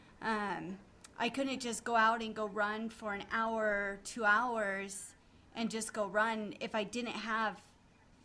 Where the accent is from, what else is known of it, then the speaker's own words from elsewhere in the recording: Reno, Nevada, United States; I've been born and raised in Reno, Nevada. We're still here.